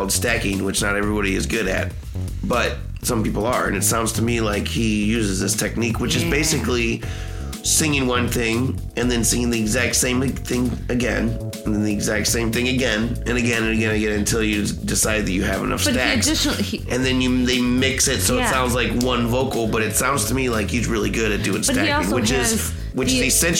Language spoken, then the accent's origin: English; Northern Indiana, United States; I'm from Northern Indiana, so I'm like straight up hip hop.